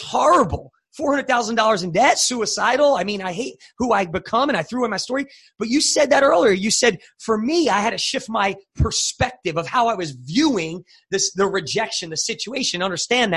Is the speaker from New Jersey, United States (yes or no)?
yes; New Jersey, United States; moved away as an adult; also born or lived in Tulsa, Oklahoma; We grew up in New Jersey